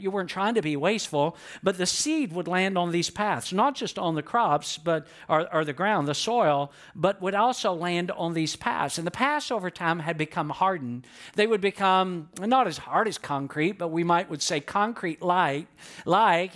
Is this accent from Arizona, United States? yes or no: no; Atlanta, Georgia, United States; I grew up in Atlanta, and there was a lot of concrete